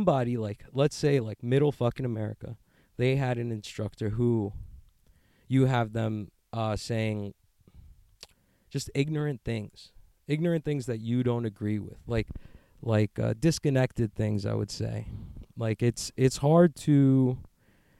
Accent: United States; I'm an American

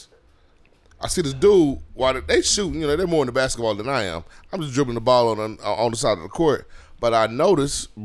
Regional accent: Houston, Texas, United States; me and D Rose, we're from Cashmere Garden

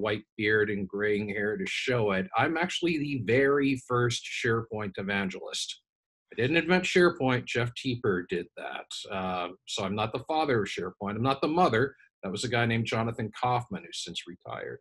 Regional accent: Canada; I'm Canadian.

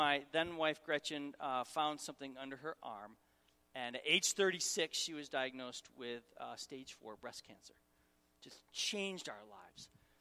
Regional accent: Syracuse, New York, United States; moved away as an adult; also born or lived in Raleigh, North Carolina; I'm from Syracuse, Syracuse, New York

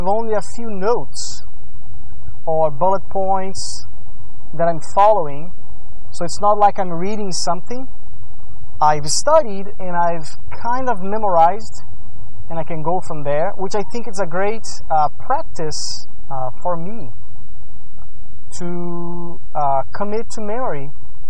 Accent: Brazil; moved away; I grew up in Brazil

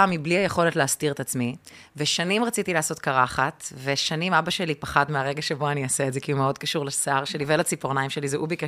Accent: Pardes Katz, Tel Aviv District, Israel; also born or lived in Ramat Gan; גדלתי בפרדס כץ. פרדס כץ.

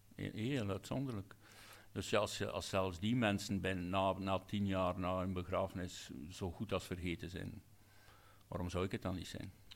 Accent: Hamme, Flanders, Belgium; een zaalvoetbalclub in, in Hammen, mijn geboortedorp

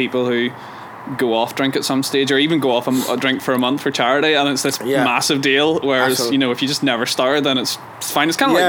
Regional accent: Ireland; But I'm Irish.

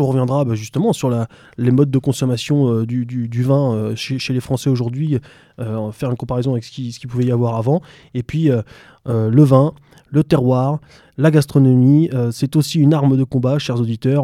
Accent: France; nous, en tant que Français

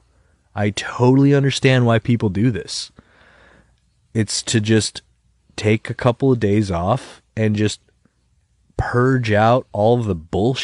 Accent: Webster, New York, United States; We grew up together in Webster

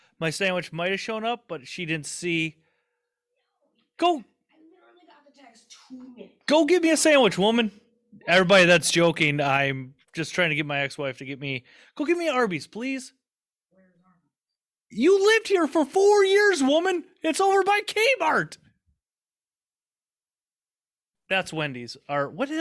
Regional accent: Southern Minnesota, United States; I grew up in Southern Minnesota

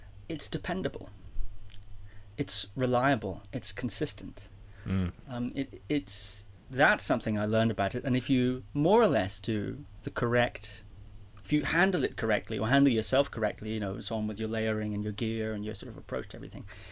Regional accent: Shetland Islands, Scotland, United Kingdom; I was born in Scotland. Okay. And I grew up in a place called the Shetland Islands

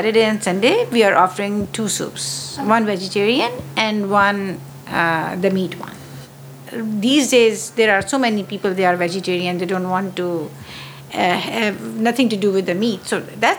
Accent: Pakistan; moved away; I'm a French pastry chef, but my origin is from Pakistan

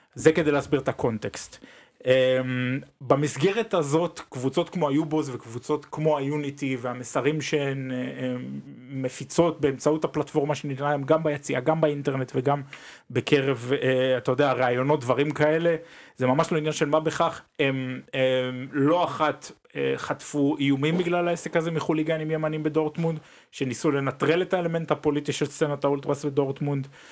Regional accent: Israel; now in Germany; כישראלים, כאנשים שחיים פה אה, בגרמניה כבר כמה שנים וכזרים פה

